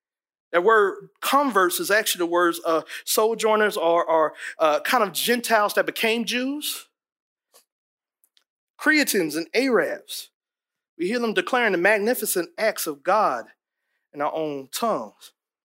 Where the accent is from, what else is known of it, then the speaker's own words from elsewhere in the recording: East Coast, United States; You know, I'm from East Coast. I talk like this right now here.